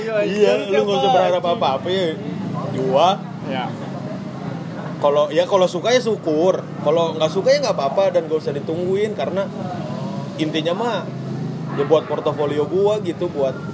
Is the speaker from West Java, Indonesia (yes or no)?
no; Tangerang, Banten, Indonesia; moved away as an adult; now in Bandung, Indonesia; gue domisili ya gue orang Tangerang gitu ke Bandung kan ngekos